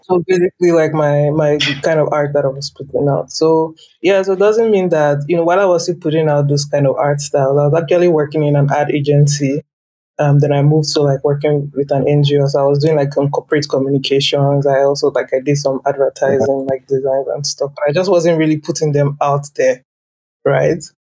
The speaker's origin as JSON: {"language": "English", "region": "Lagos", "country": "Nigeria", "tie": "born or raised there", "said": "I grew up in Lagos"}